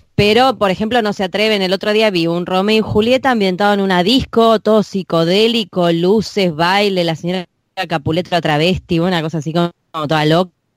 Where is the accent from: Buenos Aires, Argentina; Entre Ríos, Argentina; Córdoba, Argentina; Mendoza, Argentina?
Buenos Aires, Argentina; accent: porteño; los porteños se creen que no tienen acento, pero tenemos acento.